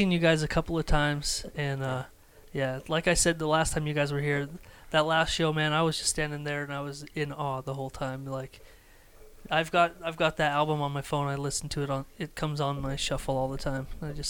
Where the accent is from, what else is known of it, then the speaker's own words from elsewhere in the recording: Idaho, United States; Because we grew up in Idaho.